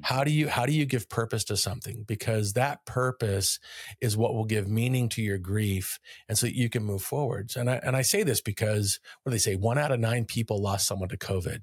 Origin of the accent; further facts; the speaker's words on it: Kailua-Kona, Hawaii, United States; moved away as an adult; also born or lived in Northern California; I grew up in Kailua-kona on the island of Hawaii